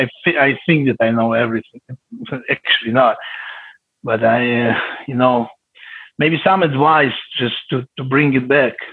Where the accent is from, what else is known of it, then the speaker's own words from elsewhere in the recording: Israel; English is a second language; from Israel